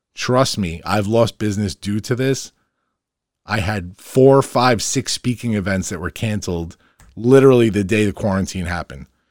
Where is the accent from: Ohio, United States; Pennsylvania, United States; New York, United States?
New York, United States; Farmingdale; my hometown, Farmingdale.